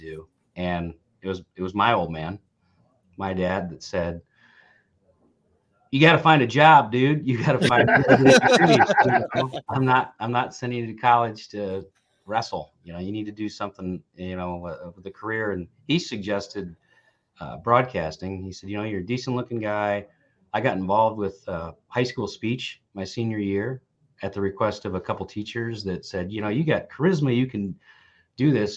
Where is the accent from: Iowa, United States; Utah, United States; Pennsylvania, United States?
Iowa, United States; Manson; I grew up in Manson, Iowa. Small. I was a farm kid